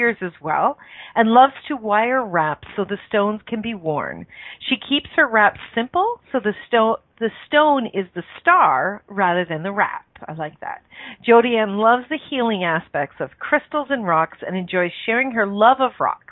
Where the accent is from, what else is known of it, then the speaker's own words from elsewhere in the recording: Canada; born in Canada, which is my home country